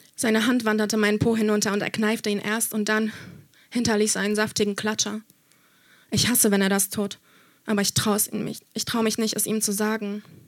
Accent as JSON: {"language": "German", "country": "Germany", "tie": "born or raised there", "said": "ich bin in Deutschland aufgewachsen, aber meine Familie kommt aus Polen"}